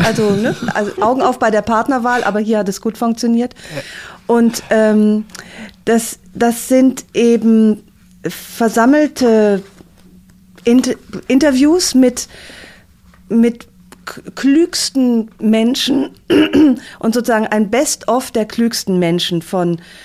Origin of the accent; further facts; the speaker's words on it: Aachen, North Rhine-Westphalia, Germany; in meiner Heimatstadt Aachen